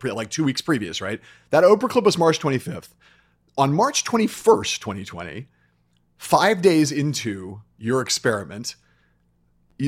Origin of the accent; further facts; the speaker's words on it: Los Angeles, California, United States; how could you leave New York City and like move back to my hometown